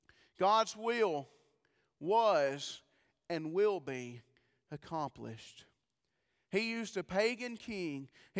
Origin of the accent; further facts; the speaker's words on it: Sparta, United States; I'm just a hillbilly. I really am. I'm just from Sparta. Y'all know hillbillies.